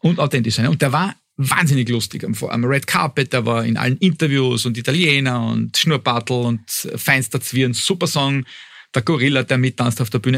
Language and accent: German; Austria